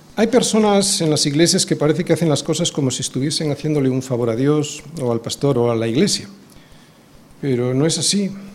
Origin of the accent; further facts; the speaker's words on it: Spain; also born or lived in Bilbao; nuestra condición aquí en España, como no, como españoles porque lo somos